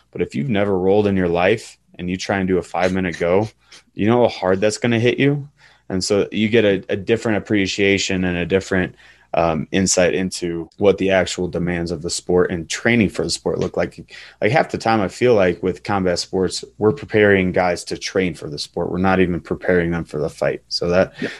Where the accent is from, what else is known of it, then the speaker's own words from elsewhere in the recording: central Illinois, United States; I grew up in a pretty rural town and uh, in the central Illinois